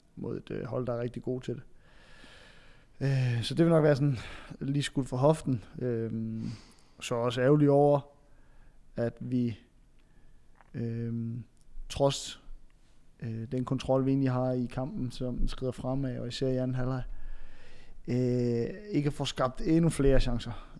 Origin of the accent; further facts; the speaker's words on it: Funen, Southern Denmark, Denmark; som Fynbo